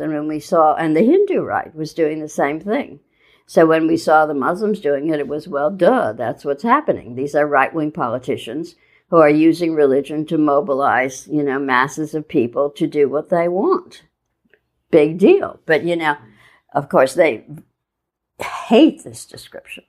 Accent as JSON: {"language": "English", "region": "Midwest", "country": "United States", "tie": "born or raised there", "moved": "as an adult", "lives_now": "New York, United States", "said": "I grew up in the Midwest moved to New York in the 70s, late 70s"}